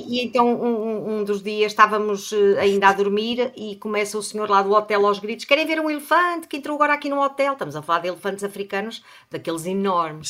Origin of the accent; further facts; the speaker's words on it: Portugal; nós somos portugueses